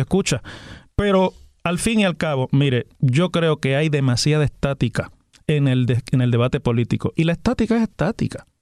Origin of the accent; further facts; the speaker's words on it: Puerto Rico; Somos puertorriqueños